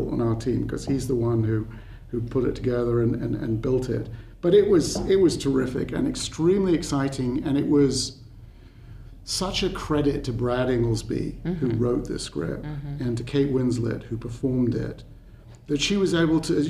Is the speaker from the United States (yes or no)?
no; United Kingdom; I speak as a Brit